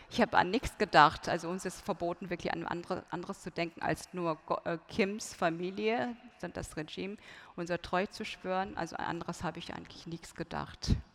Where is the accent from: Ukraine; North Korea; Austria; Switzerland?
North Korea; German is a second language; wenn man geboren wird in Nordkorea, ähm, von Grund von Kindesbeinen an, Grundschule, ähm, Kindergarten, Grundschule, Mittelschule, ähm, man lernt nur einfach die Ideologie, Juche-Ideologie